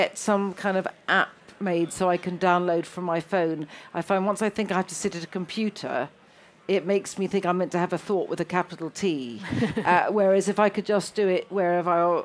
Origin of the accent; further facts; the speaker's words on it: London, United Kingdom; also born or lived in Italy; I'm a Londoner, therefore that's what I come from, a cosmopolitan melting pot